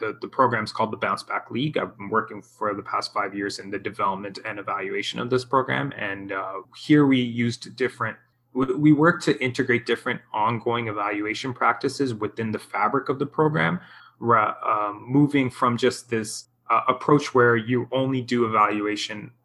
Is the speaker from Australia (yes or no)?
no; Canada; growing up in Canada